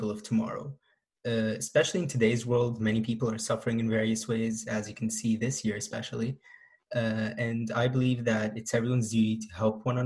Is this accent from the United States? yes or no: no; Egypt; now in Oshawa, Canada; I'm from Egypt and I currently live in Oshawa.